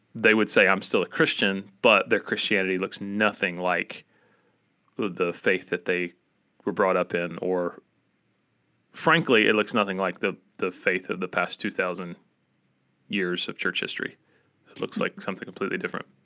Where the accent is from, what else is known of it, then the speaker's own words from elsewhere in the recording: Appalachia, United States; accent: Appalachian American; my Appalachian American accent